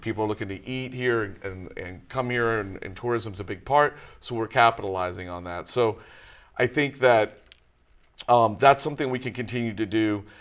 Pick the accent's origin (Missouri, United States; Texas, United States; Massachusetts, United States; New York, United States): Texas, United States; Dallas; moved away as an adult; now in Boston, United States; I grew up in Texas. Uh, when I was younger, you know, my parents moved to Texas when I was really little, and I, um, I lived and grew up in the Dallas area